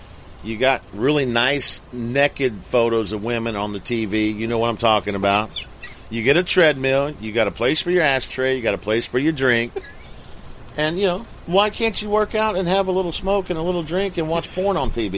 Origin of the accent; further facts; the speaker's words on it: Arkansas, United States; growing up in Arkansas